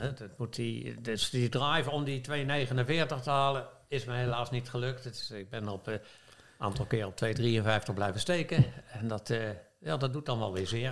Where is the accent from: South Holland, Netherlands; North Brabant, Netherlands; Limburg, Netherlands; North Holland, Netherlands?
South Holland, Netherlands; The Hague; als geboren Hagenees